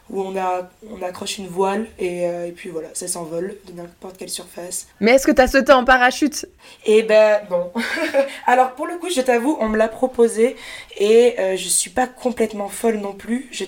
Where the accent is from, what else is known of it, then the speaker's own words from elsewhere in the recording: France; En plus, moi, je suis française, donc euh, quand même, comme dans tout pays, il y a des restrictions